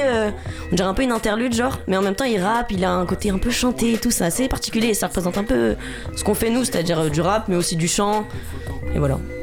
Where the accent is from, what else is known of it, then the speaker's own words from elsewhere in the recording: Paris, Île-de-France, France; on est du 20e. Donc on est ouais, à la moitié du 20e